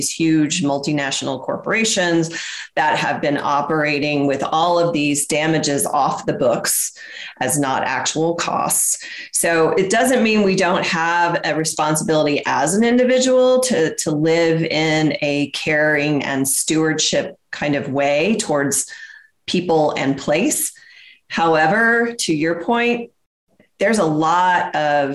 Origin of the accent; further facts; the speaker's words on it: the South, United States; I'm from the South and I know the South.